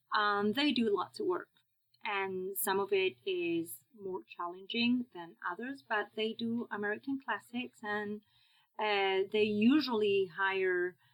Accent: Fuengirola, Andalusia, Spain; accent: Spanish; English is a second language; moved away as an adult; also born or lived in Madrid, Spain / Oxford, Mississippi; now in Cleveland, United States; I'm from Malaga, from a small touristy town called Fuengirola.

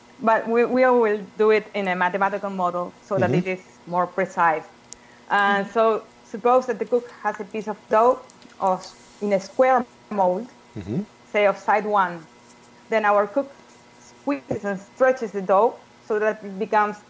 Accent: Argentina; also born or lived in Uruguay; now in Shenzhen, China; I am originally from Argentina. I have lived in Uruguay for 20 years, and now I'm living in China, in Shenzhen.

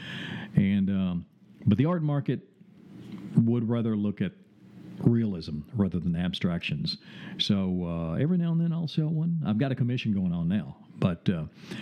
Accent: the South, United States; accent: Southern drawl; I'm from the South, so I have a Southern drawl

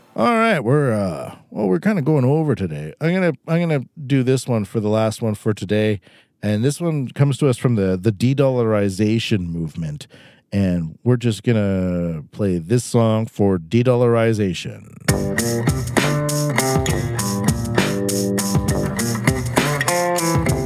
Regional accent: Canada; moved away as an adult; now in Japan; I am a Canadian in Canada right now, but I live in Japan

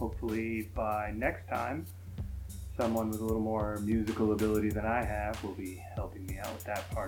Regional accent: Texas, United States; I'm from Texas. I say y'all.

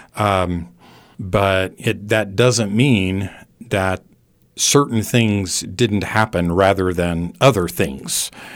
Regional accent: California, United States; now in Abilene, Texas, United States; I grew up in California

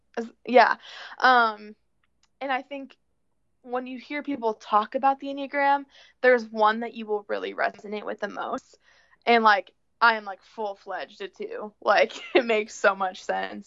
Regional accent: Plano, Illinois, United States; moved away as an adult; now in Iowa, United States; I'm originally from Plano, Illinois, Plano. small town. Yeah, Plano Games. Uh small town southwest of Chicago. Um I came to Iowa when I for college

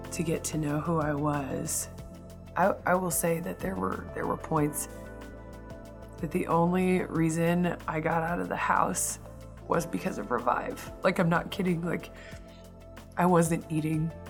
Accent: Hastings, Nebraska, United States; I grew up in Hastings, Nebraska

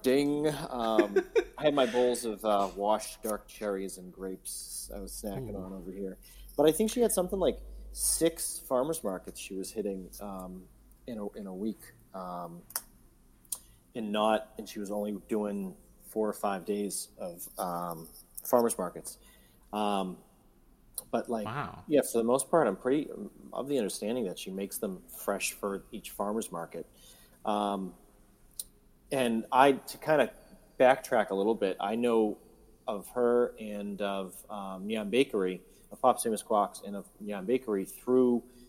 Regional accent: South Windsor, Connecticut, United States; In my hometown of South Windsor, we do have a farmers market happening Saturday.

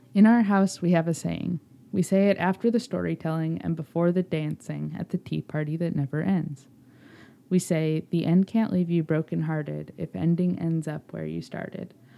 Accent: Chicago, Illinois, United States; I was a happy vagrant in my hometown

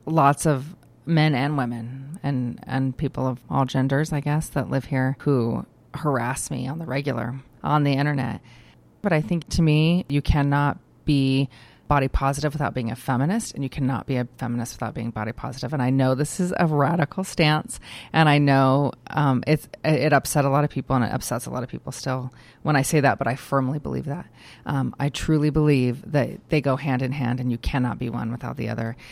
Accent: Idaho, United States; moved away as an adult; also born or lived in Oregon / Minnesota; I um, am born and raised in Idaho. I'm an Idahoan um, from birth.

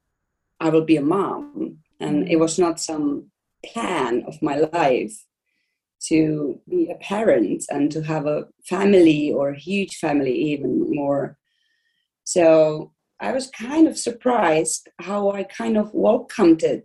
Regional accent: Czechia; moved away as an adult; also born or lived in Iceland; I'm from Czech Republic and I'm actress

